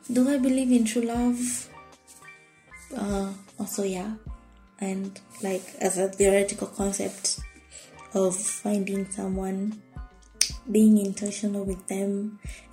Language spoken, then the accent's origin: English; Nairobi, Kenya; I'm from Nairobi, Kenya